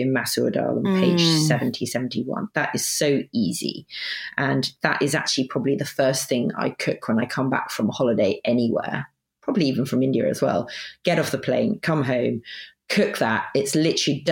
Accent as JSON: {"language": "English", "area": "Sussex", "region": "South East England", "country": "United Kingdom", "tie": "born or raised there", "said": "I grew up in Sussex, just cook Sussex food."}